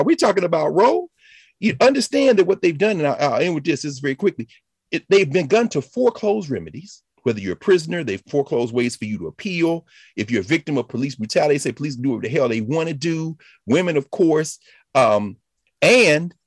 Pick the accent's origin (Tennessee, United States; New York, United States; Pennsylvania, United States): Tennessee, United States; I was born in Tennessee. I'm glad I was raised, but it was based on my family and my community